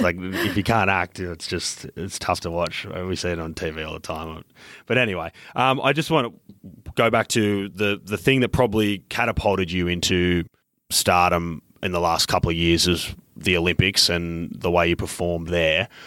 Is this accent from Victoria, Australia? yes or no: no; Queensland, Australia; also born or lived in New South Wales; I grew up in Queensland, but I'm born in New South Wales